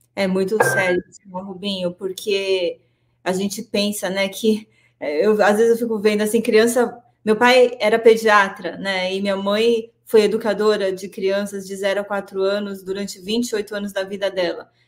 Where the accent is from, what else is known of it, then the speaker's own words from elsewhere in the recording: Santo André, São Paulo, Brazil; apesar de morar em São Paulo, em Santo André, sou de Santo André, é, nós ficávamos na rua, voltava da escola